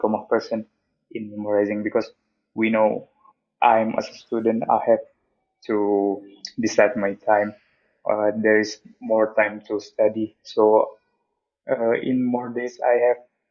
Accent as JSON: {"language": "English", "country": "Indonesia", "moved": "as an adult", "lives_now": "Turkey", "said": "I'm from Indonesia, but I'm living in Turkey now."}